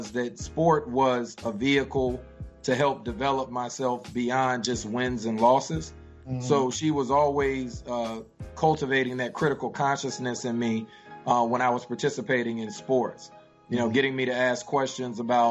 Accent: Greensboro, North Carolina, United States; also born or lived in Memphis, Tennessee; that's my hometown. I'm very proud of it. I grew up there

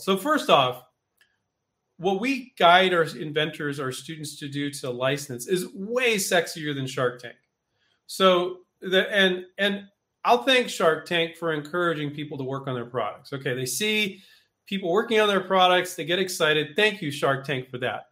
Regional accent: Silicon Valley, California, United States; moved away as an adult; now in Henderson, United States; I grew up in Silicon Valley

